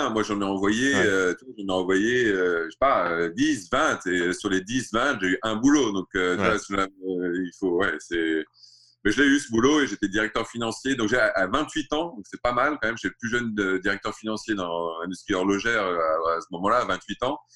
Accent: Riyadh, Riyadh Province, Saudi Arabia; also born or lived in Alsace, France; J'ai grandi en Arabie Saoudite et euh, à Riyad. Et euh, je suis né en Alsace, j'ai grandi en Arabie Saoudite.

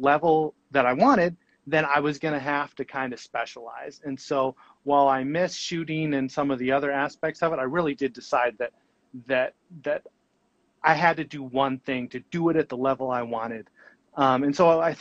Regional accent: Alaska, United States; I really grew up in the middle of nowhere. And the only really access that I had growing up in Alaska

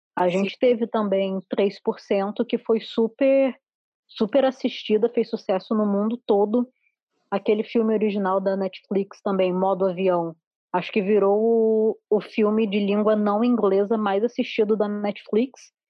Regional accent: Rio de Janeiro, Brazil; moved away as an adult; now in Porto Alegre, Brazil; eu sou carioca, eu só moro aqui há, há pouco tempo, pouco tempo, tipo seis anos

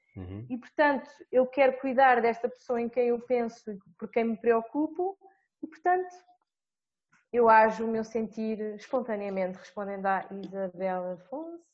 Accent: Portugal; enquanto portuguesa e analisando a minha realidade, que é Portugal

